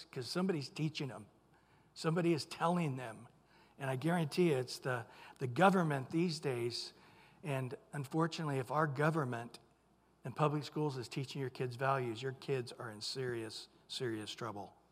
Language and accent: English; San Diego, California, United States; And nobody had the Christmas cheer out there you know, we're from San Diego. They, they don't drive like they do here